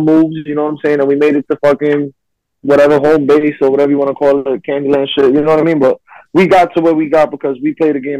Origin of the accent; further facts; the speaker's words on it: New York City, New York, United States; I'm from Brooklyn